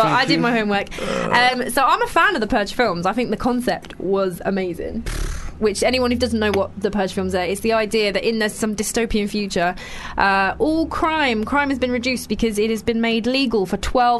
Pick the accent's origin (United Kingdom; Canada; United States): United Kingdom; London; also born or lived in Covent Garden; I'm from Lewisham